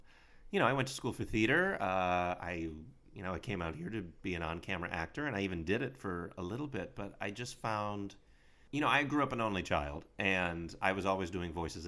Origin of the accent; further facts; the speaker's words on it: Dunmore, Pennsylvania, United States; I'm from Dunmore.